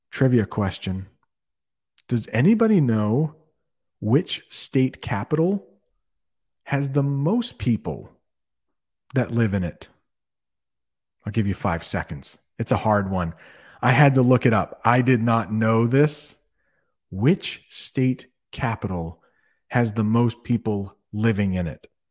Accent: Vermont, United States; accent: Canadian; I was born in Vermont, so it is my birth state

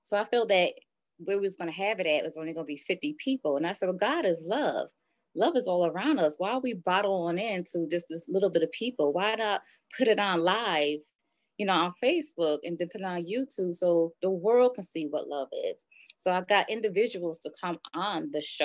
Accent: Poughkeepsie, New York, United States; now in Buffalo, United States; I'm originally from Poughkeepsie, New York

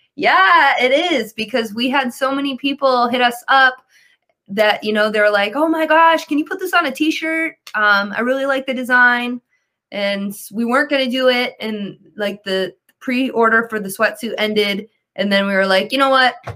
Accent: Detroit, Michigan, United States; I'm from Detroit

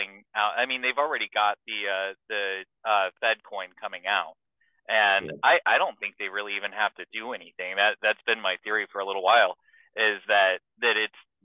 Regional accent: Houston, Texas, United States; moved away; my hometown of Houston

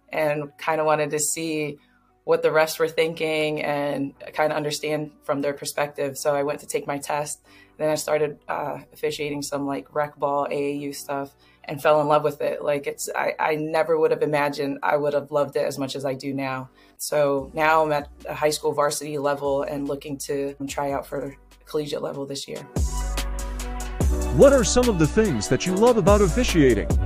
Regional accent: North Wales, Pennsylvania, United States; from North Wales, Pennsylvania, just a small town outside of um, Philadelphia, about 30 minutes outside of Philadelphia.

